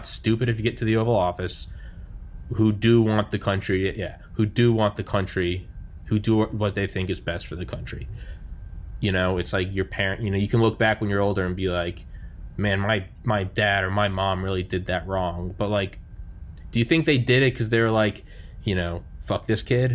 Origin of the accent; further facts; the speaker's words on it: New England, United States; I'm from New England